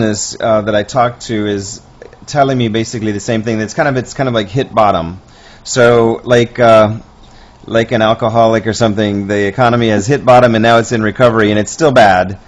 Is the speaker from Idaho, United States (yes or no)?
no; Columbus, Ohio, United States; now in New York, United States; I'm from Ohio, Columbus, Ohio, originally, so we've been going, my family's been going since I was three